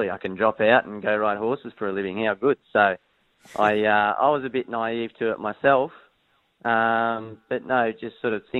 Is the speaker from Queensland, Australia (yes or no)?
no; Sydney, New South Wales, Australia; also born or lived in Hong Kong; I grew up on the northern beaches of Sydney, just up there at Mona Vale